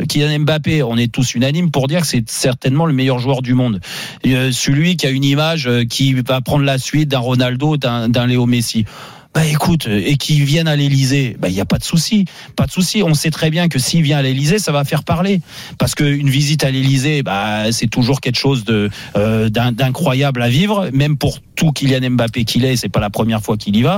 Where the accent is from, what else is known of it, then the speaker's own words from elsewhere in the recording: France; nous, en tant que Français